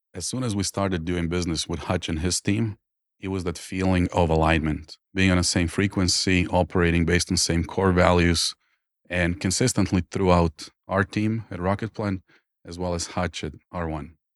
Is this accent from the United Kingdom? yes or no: no; Croatia; born or raised there; English is a second language; moved away as an adult